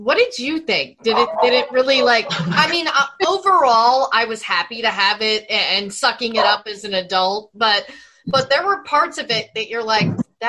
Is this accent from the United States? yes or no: yes; the South, United States; growing up in the South like I did.